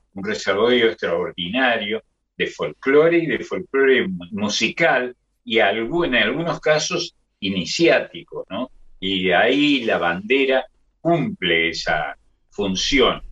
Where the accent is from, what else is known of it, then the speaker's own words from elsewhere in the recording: Argentina; Yo soy hijo de extranjeros, como, como sabes, eh, como tantos argentinos